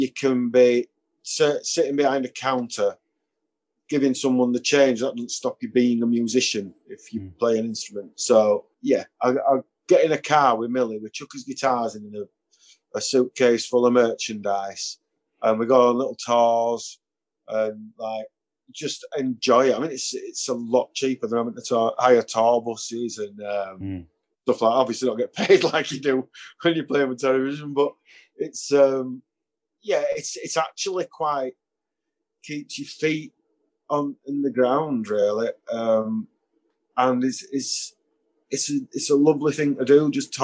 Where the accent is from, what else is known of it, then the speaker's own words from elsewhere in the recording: Bradford, Yorkshire and the Humber, United Kingdom; because I'm from Bradford